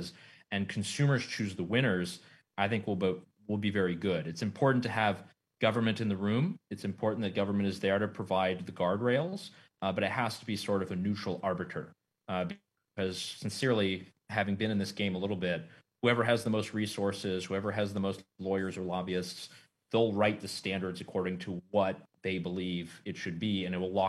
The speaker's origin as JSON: {"language": "English", "country": "United States", "also_born_or_lived": "Europe", "said": "myself as an American who's back and forth between Europe"}